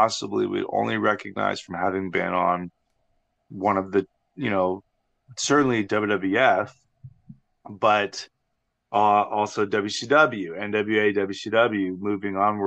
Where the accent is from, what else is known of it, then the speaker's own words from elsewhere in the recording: Texas, United States; I'm from Texas